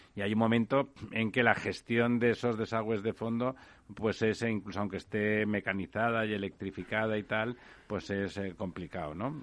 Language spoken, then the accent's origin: Spanish; Catalonia, Spain; en mi tierra